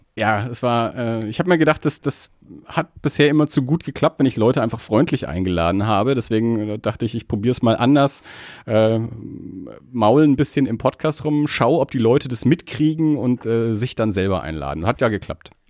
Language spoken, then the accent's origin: German; Erlangen, Bavaria, Germany; now in Nuremberg, Germany; ich bin ja in Erlangen aufgewachsen